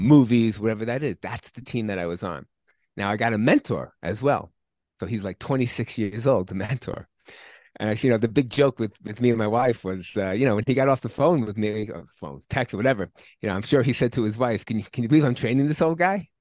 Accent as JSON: {"language": "English", "region": "New York", "country": "United States", "moved": "yes", "said": "I'm originally from New York"}